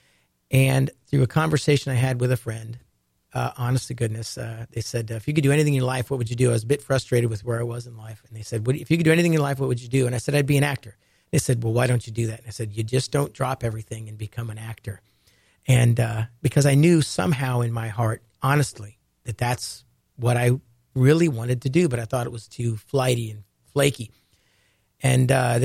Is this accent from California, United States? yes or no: no; Ohio, United States; I grew up in Ohio and had a love for the ocean